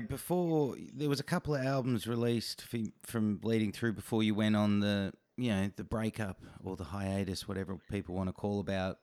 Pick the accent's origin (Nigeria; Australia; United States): Australia; as an Australian